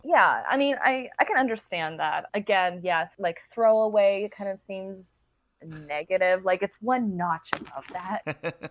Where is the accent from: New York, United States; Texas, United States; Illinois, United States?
Texas, United States; San Marcos; I am from San Marcos High School in Texas, and we were the rattlers